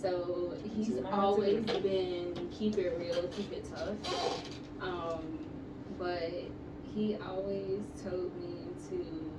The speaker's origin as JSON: {"language": "English", "region": "Hawaii", "country": "United States", "said": "I'm originally from Hawaii."}